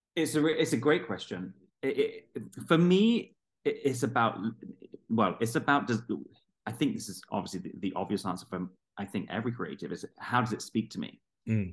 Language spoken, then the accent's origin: English; London, United Kingdom; i'm from london south london